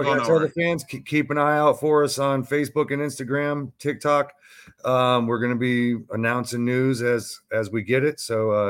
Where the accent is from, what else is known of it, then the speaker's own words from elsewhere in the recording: Tampa, Florida, United States; I grew up in the Mecca of professional wrestling right here in Tampa Bay, Florida.